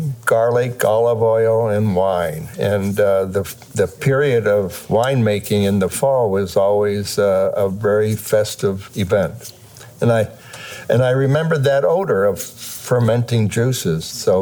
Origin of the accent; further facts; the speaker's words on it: Western Pennsylvania, United States; now in Oregon, United States; I was born in Pennsylvania in a coal mining town.